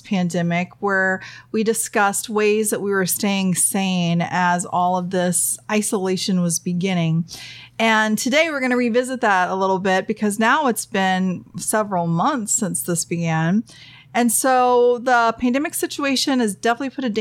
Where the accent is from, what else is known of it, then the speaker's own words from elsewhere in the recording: the South, United States; I'm from the South. We put butter on everything